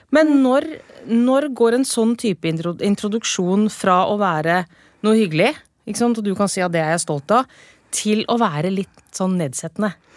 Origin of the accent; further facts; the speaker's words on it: Porsgrunn, Telemark, Norway; innbyggere i Porsgrunn kommune, der jeg kommer fra